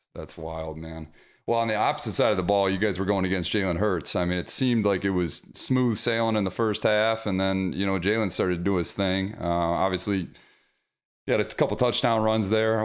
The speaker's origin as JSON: {"language": "English", "town": "Detroit", "region": "Michigan", "country": "United States", "tie": "born or raised there", "said": "my hometown, Detroit"}